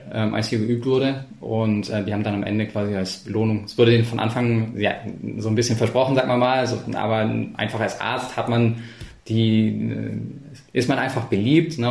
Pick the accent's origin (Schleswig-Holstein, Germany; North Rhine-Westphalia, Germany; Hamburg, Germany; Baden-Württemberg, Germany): Baden-Württemberg, Germany; Ulm; moved away; also born or lived in Berlin / Trollenhagen; ich bin in Ulm aufgewachsen